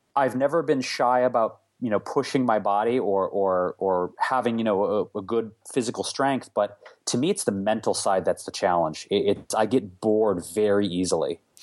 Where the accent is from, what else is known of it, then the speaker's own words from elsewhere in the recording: Detroit, Michigan, United States; now in Los Angeles, United States; where I grew up in Detroit